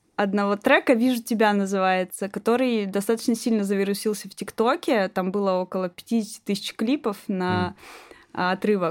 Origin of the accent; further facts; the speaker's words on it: Magnitogorsk, Chelyabinsk Oblast, Russia; now in Moscow, Russia; я родилась в Магнитогорске